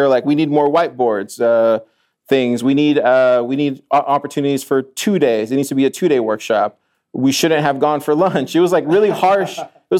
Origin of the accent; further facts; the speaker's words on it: Austin, Texas, United States; I'm from Austin. Yeah. I know what's cool in Austin. I've lived in Austin most of my life.